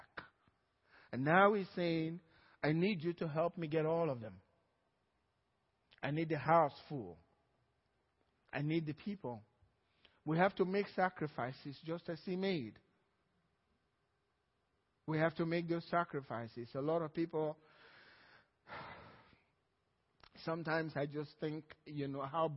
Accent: Nigeria; now in Cypress, United States

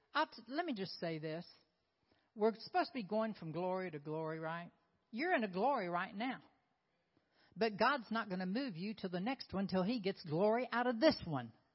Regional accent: Oklahoma, United States; moved away; also born or lived in South Carolina; I'm from Oklahoma. I'm from Oklahoma. I thought I would always be in Oklahoma

